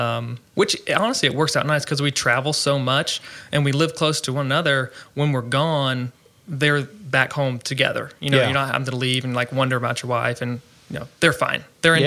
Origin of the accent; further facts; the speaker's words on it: Virginia, United States; moved away as an adult; also born or lived in Maryland; now in Mansfield, United States; I grew up in Virginia, lived there for about 20 years of my life, and grew up in a farming family. We had cattle, crops, everything.